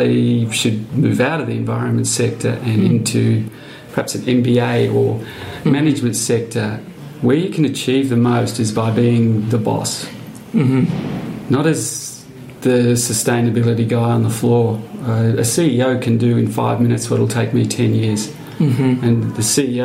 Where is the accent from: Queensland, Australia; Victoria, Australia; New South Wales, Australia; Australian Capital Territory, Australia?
Victoria, Australia; country; I'm from Victoria, so country Victoria